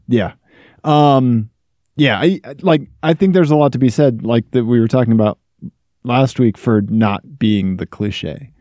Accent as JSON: {"language": "English", "region": "Missouri", "country": "United States", "moved": "yes", "said": "Missouri, my home state"}